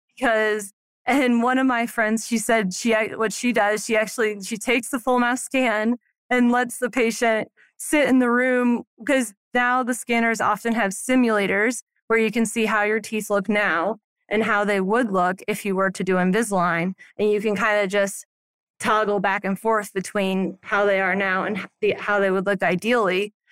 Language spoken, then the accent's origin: English; Alton, Illinois, United States; now in Silverthorne, United States; I grew up in a small town called Alton that's kind of like a suburb of Saint Louis